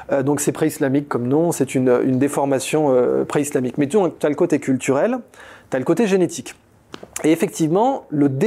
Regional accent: France; Ça veut donc dire que je suis français depuis mes arrière-grands-pères côté maternel et côté paternel.

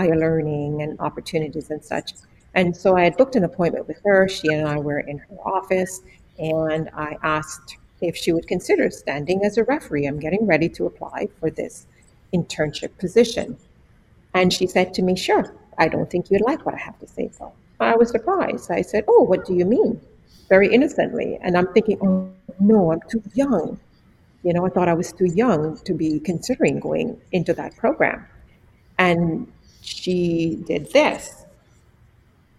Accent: Jamaica; moved away; born and raised in Jamaica

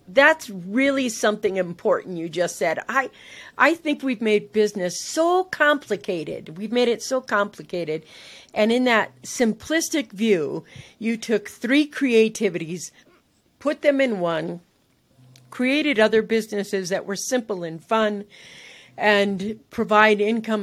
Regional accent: San Francisco, California, United States; I literally was living in San Francisco. That's where, you know, I grew up in California

